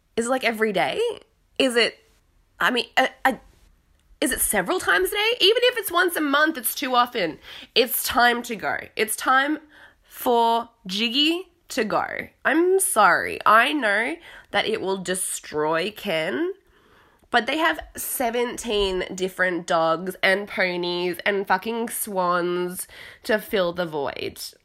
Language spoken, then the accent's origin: English; Australia; moved away as an adult; also born or lived in Italy; now in London, United Kingdom; I'm in London now, I'm from Australia